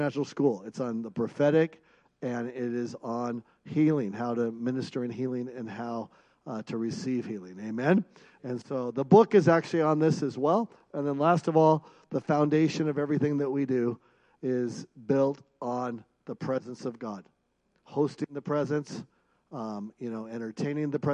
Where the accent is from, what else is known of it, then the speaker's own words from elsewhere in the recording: Seattle, Washington, United States; now in Bozeman, United States; I grew up in Seattle